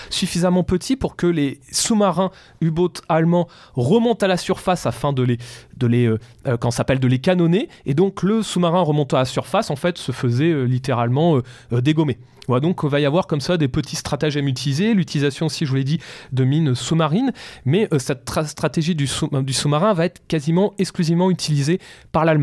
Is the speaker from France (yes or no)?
yes; France; Et la France, monsieur Et la France je suis français.